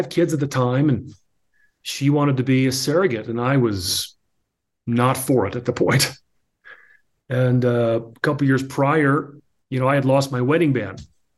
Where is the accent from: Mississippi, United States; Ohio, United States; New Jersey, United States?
New Jersey, United States; I had grown up in New Jersey